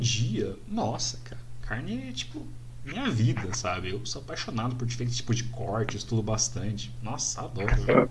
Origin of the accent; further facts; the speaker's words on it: Paraná, Brazil; Eu sou paranaense